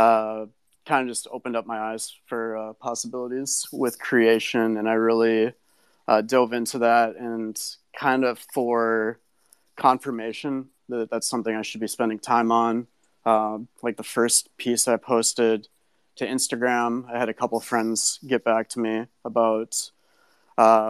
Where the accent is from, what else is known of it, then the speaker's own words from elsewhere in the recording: Minnesota, United States; also born or lived in Oakland, California; I grew up in Minnesota in a community surrounded by lakes